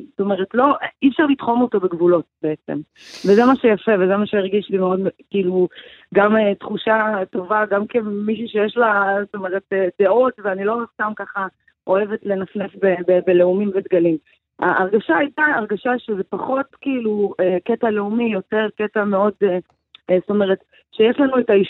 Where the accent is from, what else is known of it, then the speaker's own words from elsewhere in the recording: Israel; אנחנו כישראלים, איזה היפוך מחשבה זה בשבילנו.